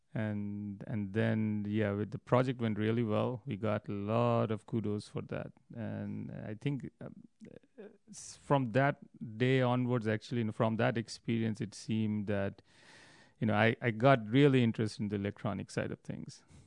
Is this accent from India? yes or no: yes; New Delhi, Delhi, India; I grew up in New Delhi, India